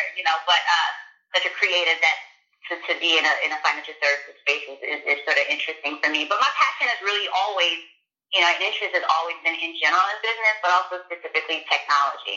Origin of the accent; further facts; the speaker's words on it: New York City, New York, United States; I'm originally from Brooklyn, New York, Bed-Stuy, Brooklyn, you know, home of Jay-Z.